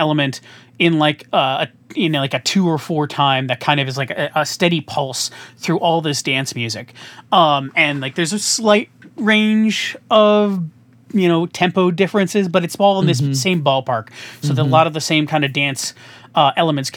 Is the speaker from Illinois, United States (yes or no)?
yes; Chicago, Illinois, United States; I'm from Chicagoland. I'm here in the middle of the country